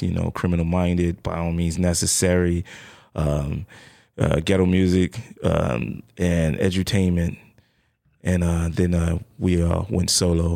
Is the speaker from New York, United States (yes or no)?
yes; New York City, New York, United States; I'm from the Bronx originally, uh, Bronx, New York